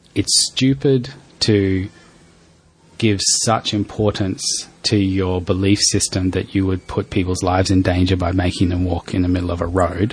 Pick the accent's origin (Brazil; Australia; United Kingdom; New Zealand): Australia; Darwin, Northern Territory; moved away; I grew up in Darwin